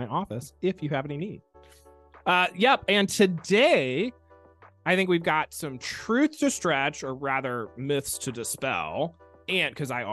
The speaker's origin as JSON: {"language": "English", "region": "Alabama", "country": "United States", "said": "I am from Alabama"}